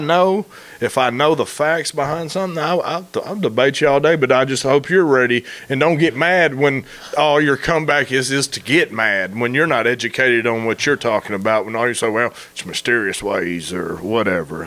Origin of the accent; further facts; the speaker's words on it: Memphis, Tennessee, United States; moved away as an adult; also born or lived in Marion; now in Searcy, United States; I grew up in Memphis